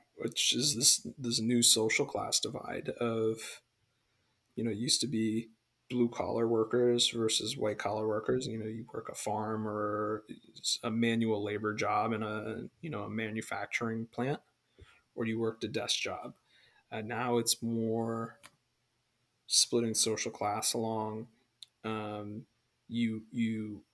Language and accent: English; United States; growing up in America